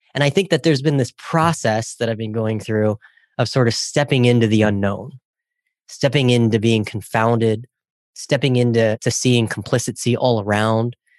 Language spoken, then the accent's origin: English; Ohio, United States; I grew up in Ohio